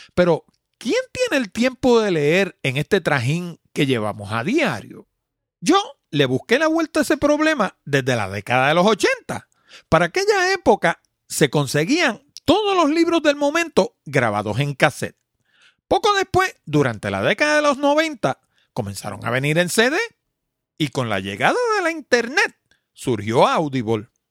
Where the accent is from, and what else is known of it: Puerto Rico